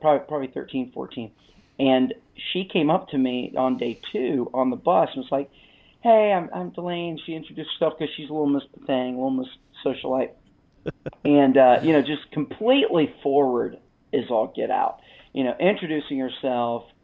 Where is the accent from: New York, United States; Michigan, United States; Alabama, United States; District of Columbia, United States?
Alabama, United States; moved away as an adult; also born or lived in Los Angeles / Birmingham, Alabama; We have three kids and we're from Alabama, but we lived for the last 20 years in Los Angeles.